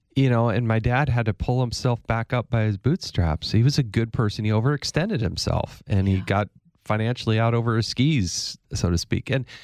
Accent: Granby, Colorado, United States; also born or lived in California / Arizona; So I was born in Northern California, lived in Southern California, moved to Arizona, graduated high school in Colorado. So we kind of bounced around a little bit.

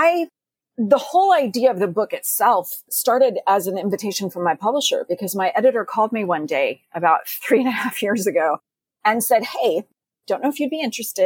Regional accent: Texas, United States; I was growing up in Texas

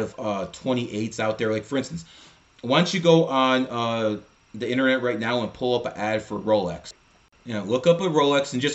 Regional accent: Cleveland, Ohio, United States; I'm from Cleveland

